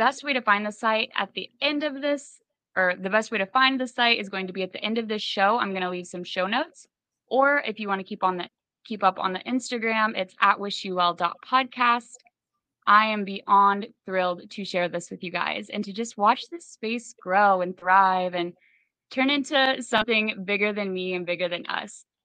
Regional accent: Midwest, United States; now in Death Valley, United States; a lot of Midwesterners, myself included, have like fled out west.

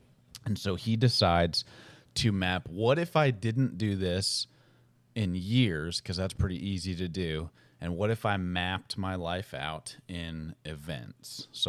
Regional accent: Boston, Massachusetts, United States; Like, growing up in Boston, I went to Red Sox games all the time, but I never moved back there.

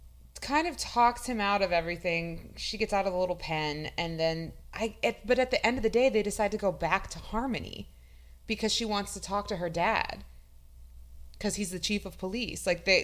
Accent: Midwest, United States; I'm from the Midwest and I have, like, family who had livestock and did all that.

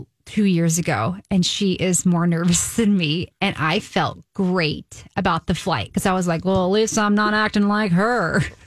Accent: Southern Indiana, United States; because I'm from Southern Indiana, so it's like Tornado Alley area.

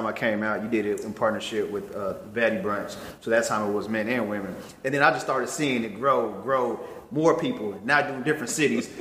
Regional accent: New York, United States; I'm from New York

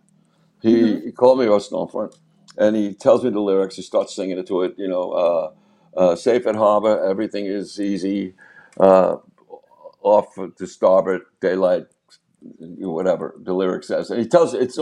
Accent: Long Island, New York, United States; growing up on Long Island

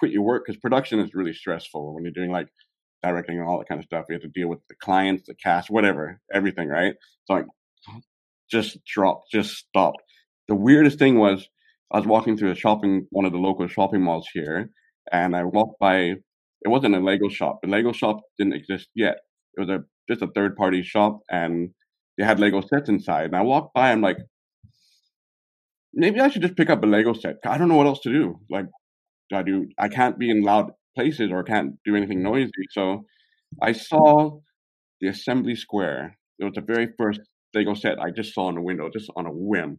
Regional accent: California, United States; moved away as an adult; now in Hong Kong; I was born in Hong Kong. I'm in Hong Kong still right now. But I was raised in the U.S. in California

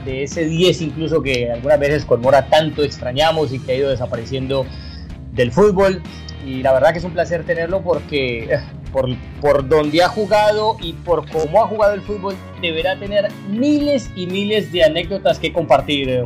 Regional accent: Colombia; Juan Fernando y yo somos colombianos

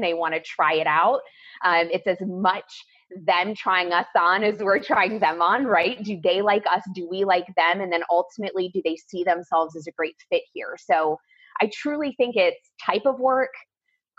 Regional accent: Columbus, Ohio, United States; moved away as an adult; also born or lived in Coral Gables, Florida; I grew up in Columbus, Ohio

